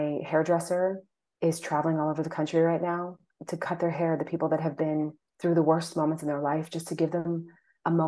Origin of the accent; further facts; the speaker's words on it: Virginia, United States; moved away as an adult; also born or lived in Boston; now in Israel; I grew up in Virginia